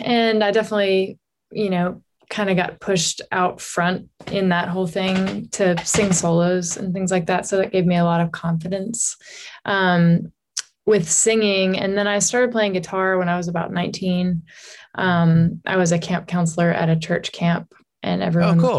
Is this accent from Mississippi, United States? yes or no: no; Johnson City, Tennessee, United States; moved away as an adult; also born or lived in Illinois / Knoxville, Tennessee; now in Nashville, United States; I was born in Illinois, and lived there until I finished first grade there. Mm-hmm. And then my family moved to East Tennessee, to Johnson City, Tennessee